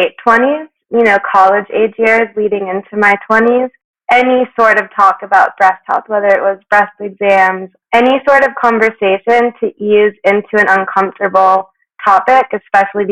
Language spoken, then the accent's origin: English; South Florida, United States; moved away as an adult; now in Aspen, United States; I grew up in South Florida between Miami and Boca Raton, and for the last decade or so, I've been based out of Aspen, Colorado